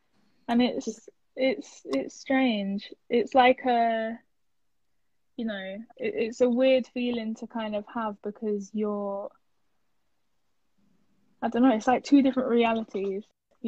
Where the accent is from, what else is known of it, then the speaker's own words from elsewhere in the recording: Turkey; English is a second language; now in United Kingdom; I grew up fasting on Ramadan, and I grew up kind of praying with my mom and my grandma when I was in Turkey.